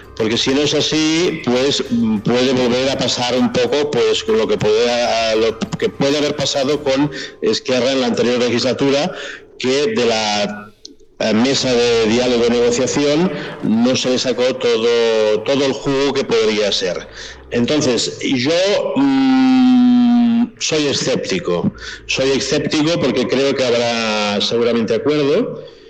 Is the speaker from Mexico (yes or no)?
no; Spain; yo soy de origen español, ah, mi cultura ha sido castellana de nacimiento